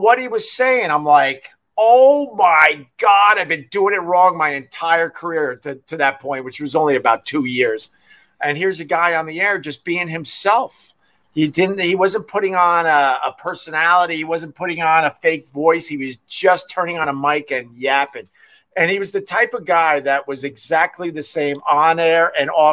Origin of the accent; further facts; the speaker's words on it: Huntington, New York, United States; also born or lived in Rochester; I'm originally from Huntington, Long Island